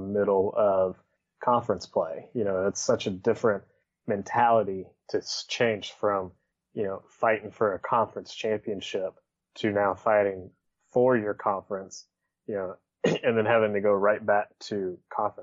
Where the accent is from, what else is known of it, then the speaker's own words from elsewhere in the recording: Huntsville, Alabama, United States; my hometown in Huntsville